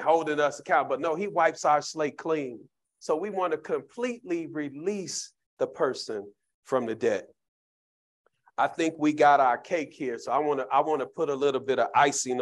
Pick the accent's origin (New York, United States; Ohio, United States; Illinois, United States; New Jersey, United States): Illinois, United States; Chicago; Growing up in Cabrini Green